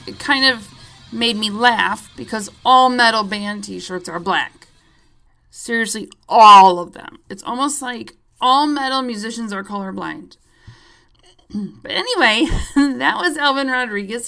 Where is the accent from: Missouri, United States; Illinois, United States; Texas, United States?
Illinois, United States; Chicago; I'm a Chicagoan